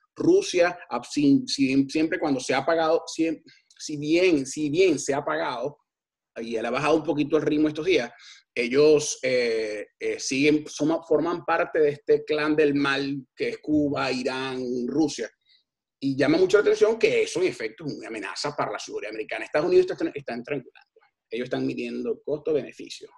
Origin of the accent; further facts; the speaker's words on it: Venezuela; no nos podemos culpar nosotros mismos como venezolanos